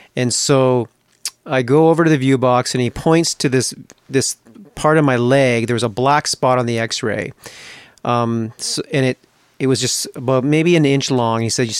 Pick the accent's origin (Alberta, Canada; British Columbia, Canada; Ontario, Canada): British Columbia, Canada; Growing up, I grew up in British Columbia, up in Canada